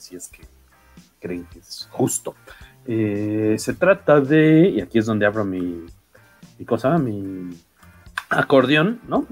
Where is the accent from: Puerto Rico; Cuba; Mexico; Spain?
Mexico; soy mexicano